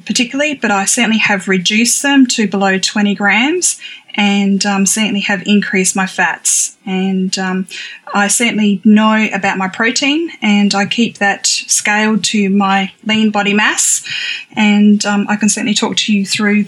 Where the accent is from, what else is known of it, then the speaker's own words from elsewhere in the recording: Australia; also born or lived in Adelaide, South Australia; I am from Australia